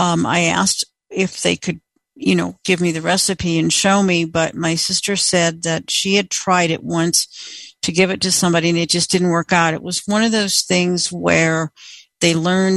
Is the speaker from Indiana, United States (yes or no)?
yes; Indiana, United States; now in Colorado, United States; I grew up in Indiana in the Calumet region, and we had some great places there to get Polish sausage. My whole family's Polish.